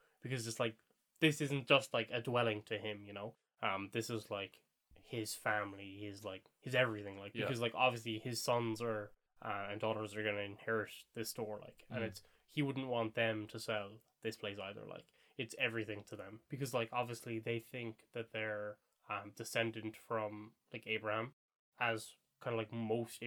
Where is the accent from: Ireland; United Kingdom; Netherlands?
Ireland; we're Irish, and, we're kind of easy to spot as being Irish